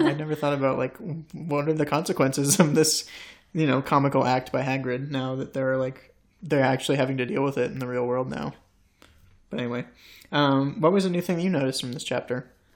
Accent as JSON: {"language": "English", "country": "United States", "tie": "born or raised there", "said": "an American boy growing up in the States"}